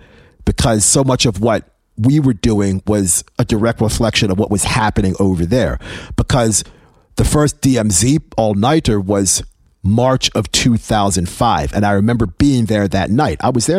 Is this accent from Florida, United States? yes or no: no; Baltimore, Maryland, United States; also born or lived in England; people always think that I grew up in New York City. I've never lived in New York City. I grew up in Baltimore. I always lived in Baltimore. I never grew up in New York.